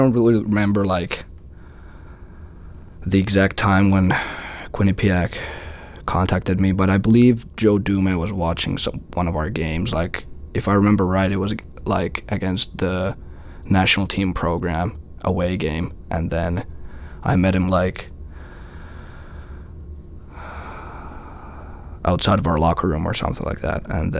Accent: Finland; moved away as an adult; I'm from Finland

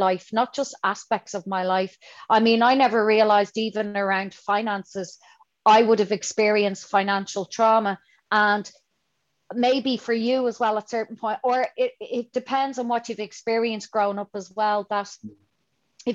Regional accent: Dublin, Leinster, Ireland; I'm from Dublin

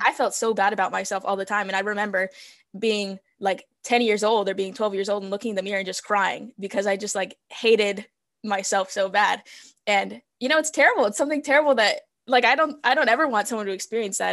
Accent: California, United States; first language Spanish; English is a second language; also born or lived in Mexico; I was born in California

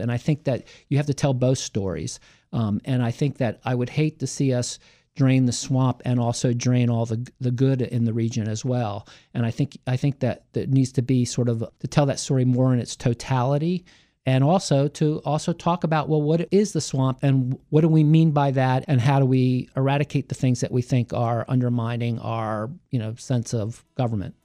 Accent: Hyattsville, Maryland, United States; also born or lived in Cheverly, Maryland / Columbia, Maryland / Washington, D.C.; I grew up in Hyattsville.

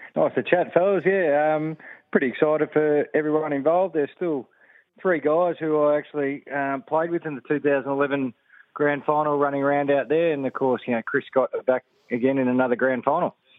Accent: Geelong, Victoria, Australia; I grew up in Geelong

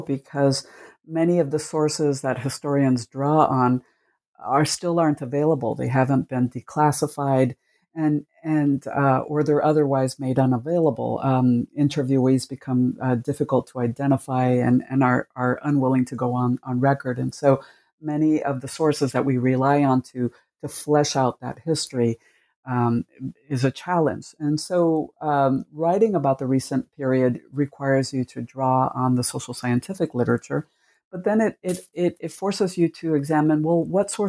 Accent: Cuba; now in United States; I was born in Cuba, and my family immigrated to the United States in the 1960s

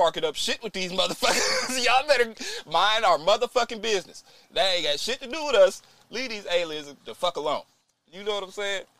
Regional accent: Florida, United States; Nah, nigga, I'm from Florida.

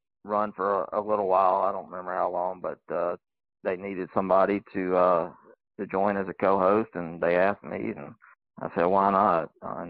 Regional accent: Selma, Alabama, United States; also born or lived in Auburn, Alabama; I grew up in Selma, Alabama. The only two places I've ever lived were Selma and Auburn

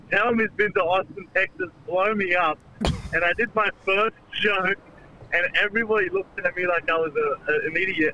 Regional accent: India; now in Central Coast, Australia; I'm from India.

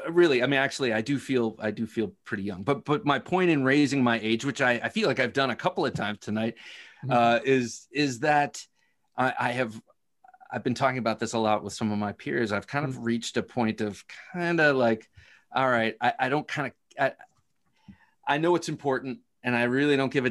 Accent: Ohio, United States; I grew up in Ohio

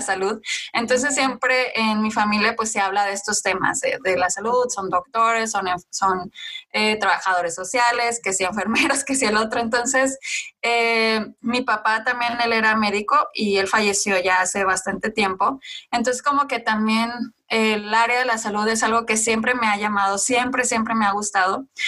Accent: Mexico; mostrara mi parte de, de nacimiento, o sea, de dónde soy yo, o mexicana

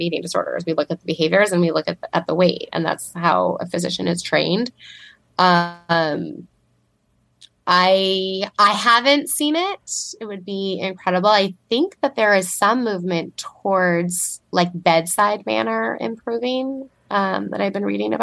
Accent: Southern California, United States; moved away as an adult; I do live in Southern California and I grew up here

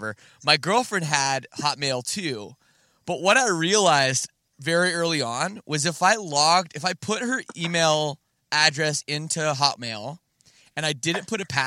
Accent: Canada; I'm from Canada, so I'm literally, you know, in a different country

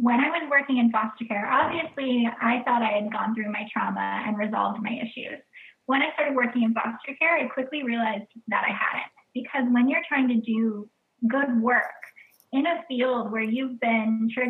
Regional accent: Flint, Michigan, United States; born there; now in New York City, United States; I am from all over the United States. I moved every couple of years throughout growing up, but I was born in Flint, Michigan.

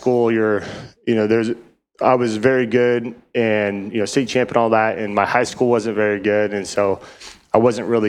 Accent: Reno, Nevada, United States; also born or lived in Northern Idaho; now in Arizona, United States; I was born in Northern Idaho and my grandpa and dad and all them were kind of ranching up there. And we all moved to Reno, Nevada when I was real young

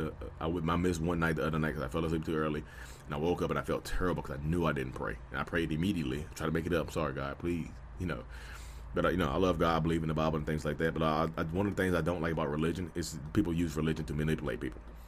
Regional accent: North Carolina, United States; I'm from North Carolina, I'm a real estate agent, I'm out here

